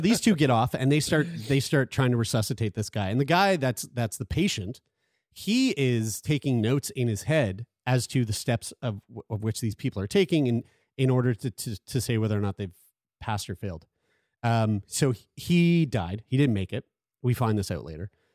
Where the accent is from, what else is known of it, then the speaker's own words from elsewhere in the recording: Sackville, Canada; I'm from Sackville